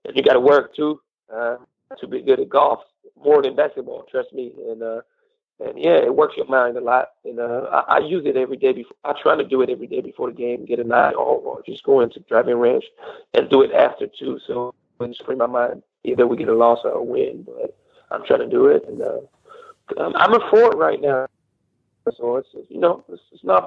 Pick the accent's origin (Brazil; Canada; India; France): France; Cognac, Nouvelle-Aquitaine; It's like an hour away from my hometown. I'm from Cognac.